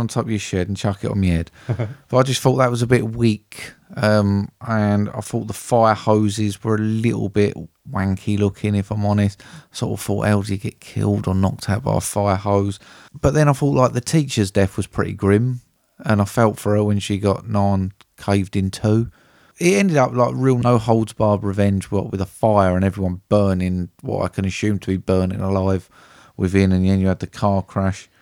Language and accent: English; United Kingdom; being British